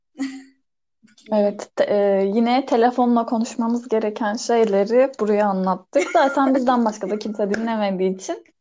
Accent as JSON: {"language": "Turkish", "region": "Adana", "country": "Turkey"}